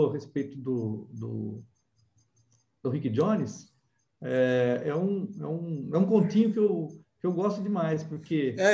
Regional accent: Amparo, São Paulo, Brazil; Na verdade, eu sou paulistano. Ah, é? São Paulo. É, ah, é, mas você se criou em Amparo

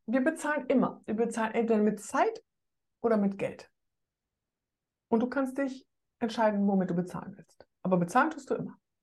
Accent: Rhineland, Germany; ich bin Rheinländerin

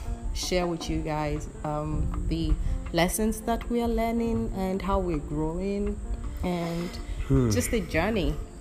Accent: Nigeria; now in Germany; We are a Nigerian couple. I live currently in Germany

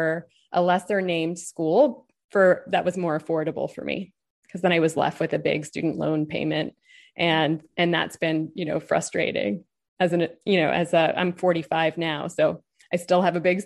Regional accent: Los Angeles, California, United States; I grew up in Los Angeles

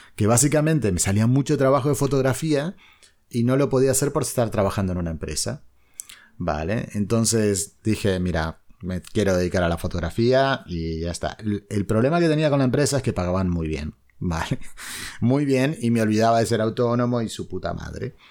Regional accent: Uruguay; moved away as an adult; now in Spain; yo soy uruguayo, no soy argentino

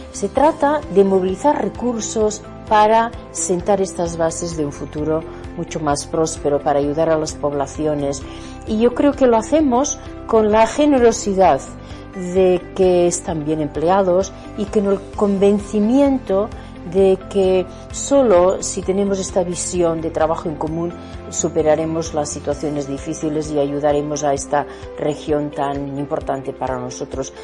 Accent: Spain; como españoles

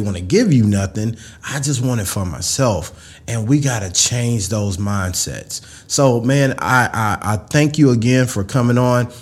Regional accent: Mississippi, United States; I was a kid from Mississippi

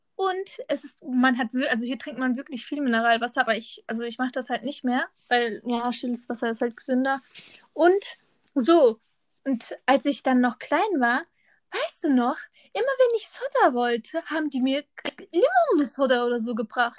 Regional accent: Germany; ich bin halt ja in Deutschland geboren, hier aufgewachsen mit der Kultur

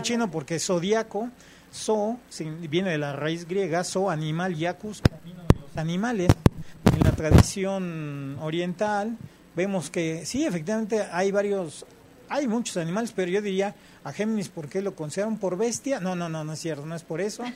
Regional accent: Mexico

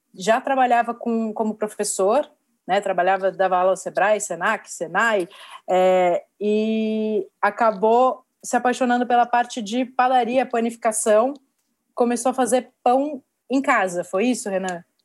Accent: São Paulo, Brazil; eu sou de São Paulo, a empresa fica aqui, é, sempre empreendi aqui na, na minha cidade

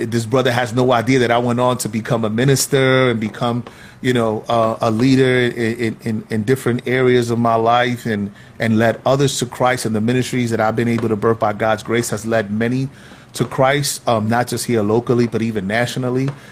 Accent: New York City, New York, United States; Growing up in Soundview, and and I kind of split my time between Soundview projects and Watson

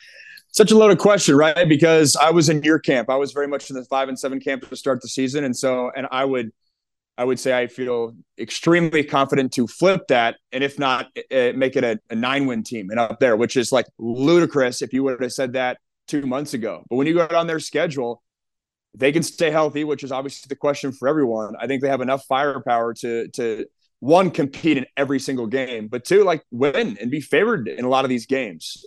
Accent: the Northwest, Pacific Northwest, United States; I grew up in the Northwest

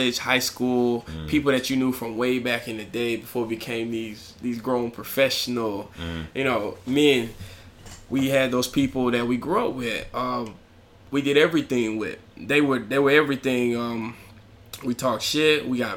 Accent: Alabama, United States; I'm from Alabama. My little small Alabama mind couldn't fathom Chicago

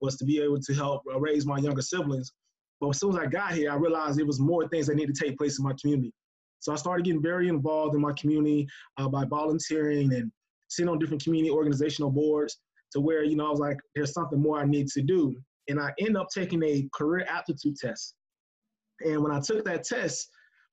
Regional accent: Sanford, Florida, United States; Born and raised in Seminole County in the Sanford area of Seminole County

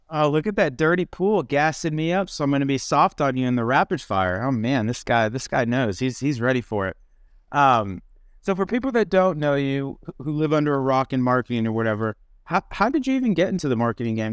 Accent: Midwest, United States; I grew up in the Midwest

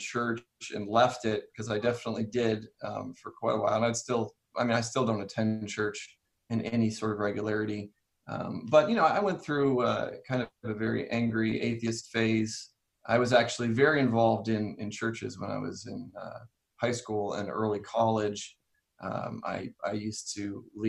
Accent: Ohio, United States; My grandfather was a Christian and Missionary Alliance pastor in Ohio. That's where I was born

